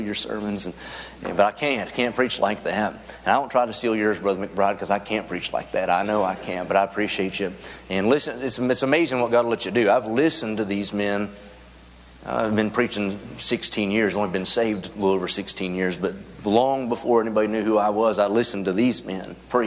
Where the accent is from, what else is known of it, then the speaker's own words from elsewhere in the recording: West Virginia, United States; I'm from West Virginia